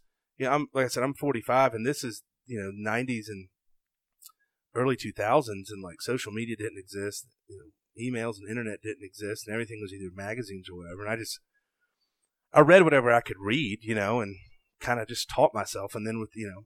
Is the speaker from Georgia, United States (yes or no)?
yes; Savannah, Georgia, United States; I'm from Savannah. My family's originally from Sylvania